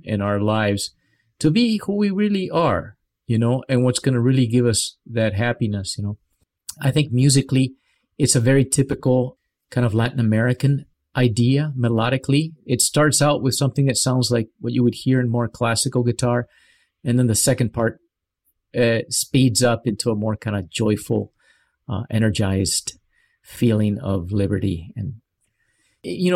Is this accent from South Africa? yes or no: no; Paraguay; I grew up in Paraguay